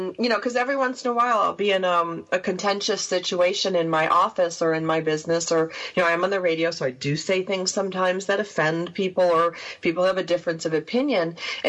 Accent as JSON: {"language": "English", "region": "New York", "country": "United States", "tie": "born or raised there", "said": "You know, I grew up on the water. I grew up on Canandaigua Lake. That's where I would disappear every summer, you know, and be gone for 3 months."}